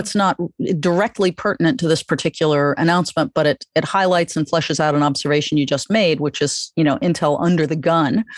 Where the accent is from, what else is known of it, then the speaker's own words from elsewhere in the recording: New York, United States; as a New Yorker